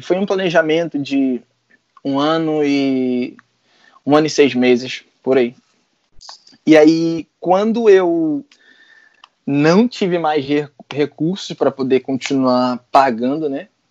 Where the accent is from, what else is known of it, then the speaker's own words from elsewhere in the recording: Brazil; now in Ireland; eu sou brasileiro